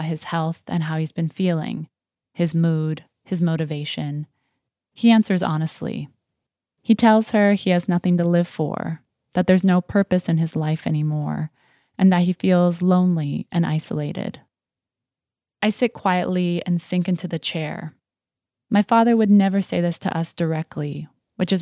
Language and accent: English; Ohio, United States; moved away as an adult; my hometown in Ohio